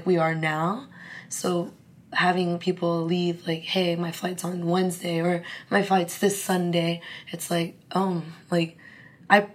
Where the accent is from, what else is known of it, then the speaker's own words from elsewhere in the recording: California, United States; moved away as an adult; also born or lived in Arizona; now in Singapore; I'm from California. I go to school in Arizona, the University of Arizona